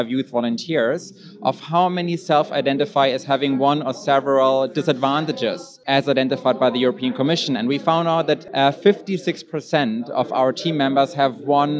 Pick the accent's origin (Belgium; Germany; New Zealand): Germany; I'm from Germany